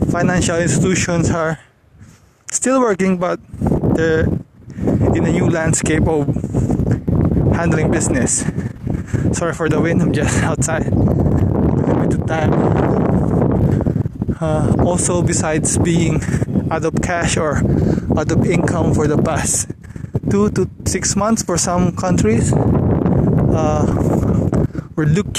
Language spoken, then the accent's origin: English; Philippines; back here where I'm from the Philippines